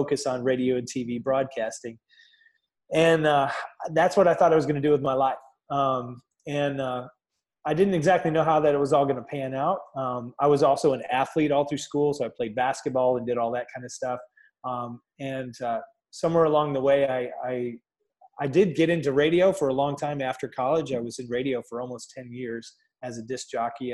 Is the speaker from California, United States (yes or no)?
no; Chelsea, Michigan, United States; now in Columbus, United States; my little town of Chelsea, Michigan, just outside of Ann Arbor